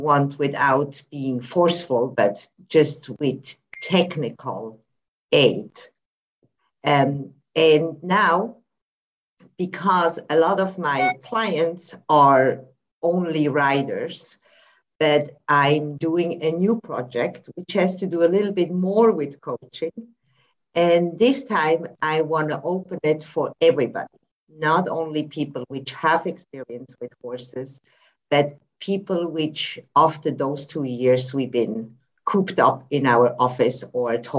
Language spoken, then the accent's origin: English; Switzerland; now in Spain; I live in Spain at the moment, but I'm also from Switzerland.